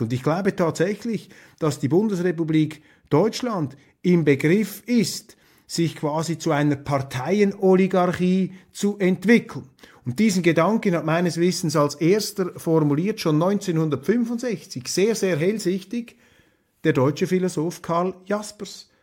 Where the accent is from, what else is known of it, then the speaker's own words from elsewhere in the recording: Switzerland; als Schweizer